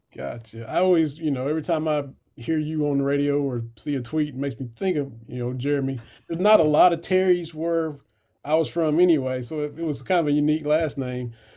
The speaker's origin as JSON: {"language": "English", "area": "Harlan County", "region": "Eastern Kentucky", "country": "United States", "tie": "born or raised there", "said": "I grew up in Harlan County, just on down the road in the mountains from Eastern Kentucky."}